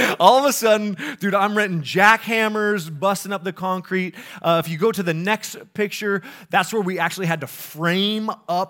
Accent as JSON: {"language": "English", "region": "Colorado", "country": "United States", "lives_now": "Minnesota, United States", "said": "Like, I'm not from the Midwest, and I was a little bit scared about the weather, you know. And people are like, what, it's cold in, you know, Colorado? I'm like, yeah, but we have mountains there, so it, like, makes sense that it's cold."}